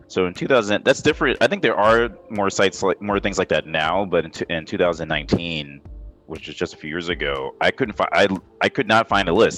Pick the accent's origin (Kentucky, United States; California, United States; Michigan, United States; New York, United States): New York, United States; New York City; I grew up in New York listening in Queens. That's where I was born